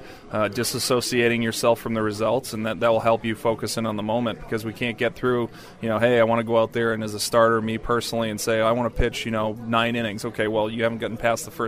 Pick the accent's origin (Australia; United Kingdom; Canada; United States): United States; Boston, Massachusetts; I grew up in Boston